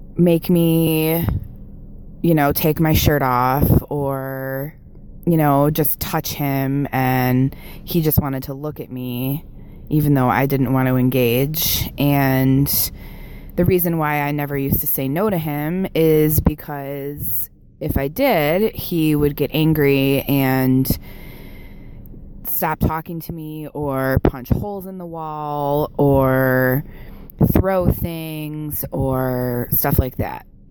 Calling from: Buffalo, New York, United States; calling from Buffalo, New York

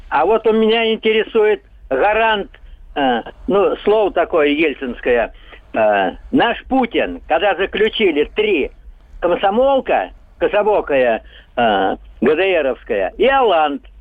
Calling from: Moscow, Russia; Здравствуйте, Москва.

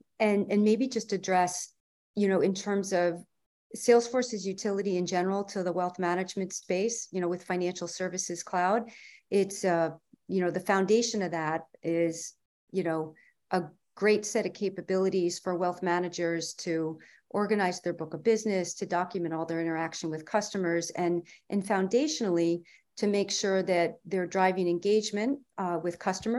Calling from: New York, United States; From Columbia County, New York State.

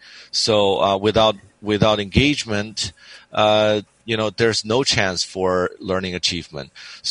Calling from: San Diego, California, United States; It's from San Diego, California.

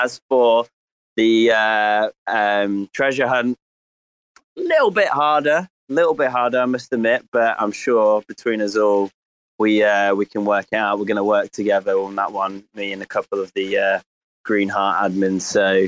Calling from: Greece; I'm just calling from Greece, so very quickly, because the family are not too far away.

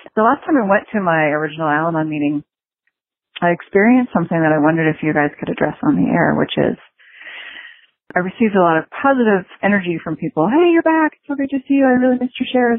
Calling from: California, United States; I'm calling from California

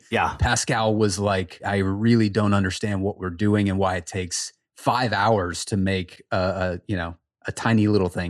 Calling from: Charlotte, North Carolina, United States; So I am just outside of Charlotte, North Carolina.

